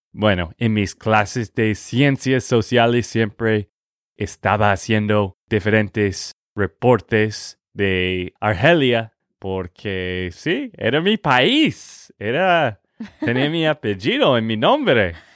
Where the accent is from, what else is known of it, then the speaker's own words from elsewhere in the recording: Texas, United States; de Texas, Estados Unidos